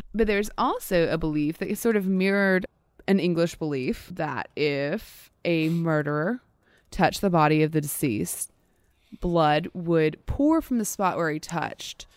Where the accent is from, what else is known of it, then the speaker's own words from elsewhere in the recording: Louisiana, United States; especially in Louisiana, especially where we're from